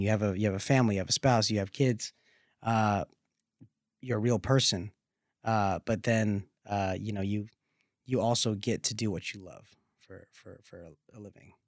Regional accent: the South, United States; growing up in the South

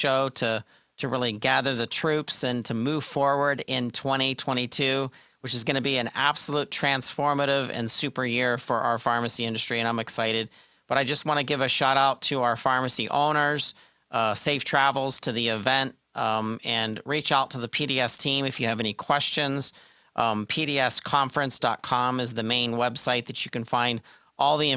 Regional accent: Pittsburgh, Pennsylvania, United States; I'm from Pittsburgh

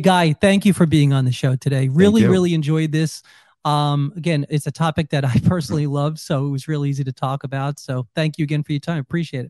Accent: New York, United States; moved away; Well, I'm from New York as well.

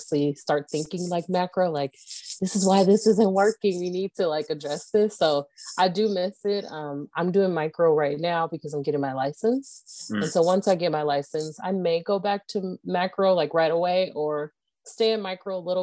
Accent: Moreno Valley, California, United States; moved away as an adult; also born or lived in Los Angeles, California; now in Phoenix, United States; I am originally born and raised in Los Angeles, California, raised in Moreno Valley, California

